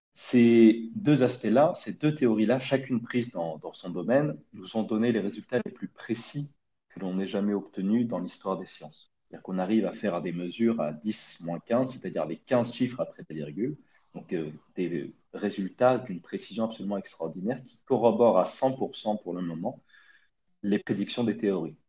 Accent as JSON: {"language": "French", "town": "Brignoles", "region": "Provence-Alpes-Côte d'Azur", "country": "France", "tie": "born or raised there", "also_born_or_lived": "Nice", "moved": "as an adult", "said": "je suis né en 1992 dans le Var, un petit village du Var qui s'appelle Brignoles. Euh, j'y ai grandi, j'y ai fait euh, toute ma scolarité jusqu'à jusqu'à mon bac"}